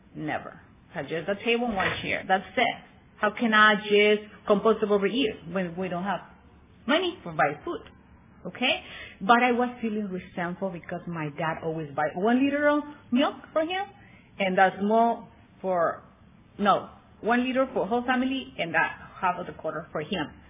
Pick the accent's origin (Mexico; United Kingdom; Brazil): Mexico; Tijuana, Baja California; also born or lived in San Bernardino, California; grew up all my life in Tijuana